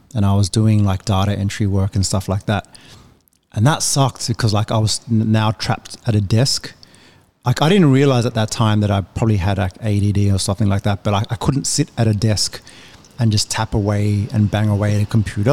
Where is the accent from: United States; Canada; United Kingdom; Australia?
Australia; also born or lived in Indonesia; I'm from Australia